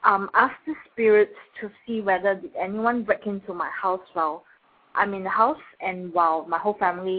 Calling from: Singapore; I'm calling from Singapore.

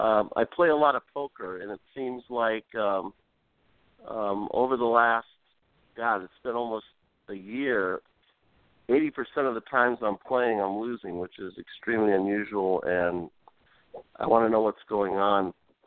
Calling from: Orange County, California, United States; I'm calling from Orange County, California.

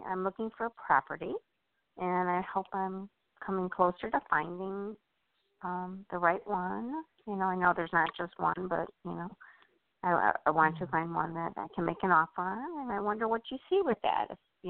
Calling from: Illinois, United States; from Illinois.

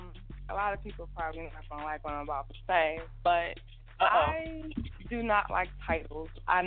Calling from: Philadelphia, Pennsylvania, United States; I'm calling from Philly.

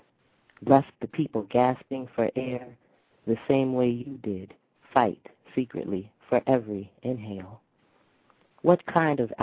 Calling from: New York City, New York, United States; I'm calling from New

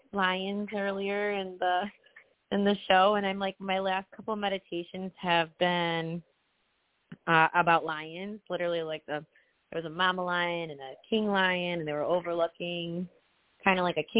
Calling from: Tampa, Florida, United States; Hi, everyone. I'm … from Tampa.

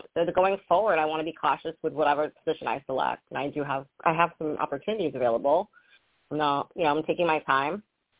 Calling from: Rhode Island, United States; I'm calling from Rhode Island.

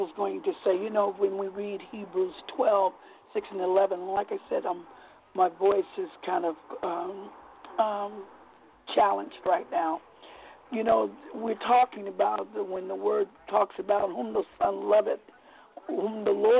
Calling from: Vallejo, California, United States; I'm calling from Vallejo, California.

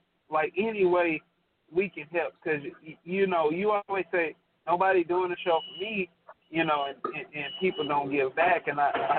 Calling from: Beaumont, Texas, United States; I'm in Beaumont right now.

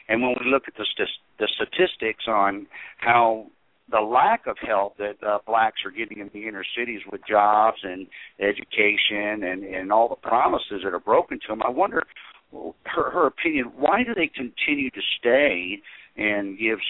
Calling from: Tennessee, United States; also born or lived in South Carolina; I'm calling from Tennessee.

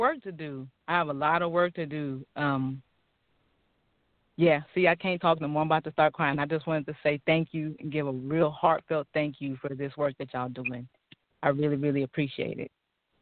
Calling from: Sacramento, California, United States; I'm calling from Sacramento.

